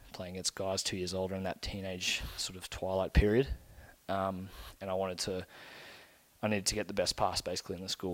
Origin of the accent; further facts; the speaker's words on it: Brisbane, Queensland, Australia; also born or lived in Bundaberg, Australia / Zimbabwe; where I grew up in Brisbane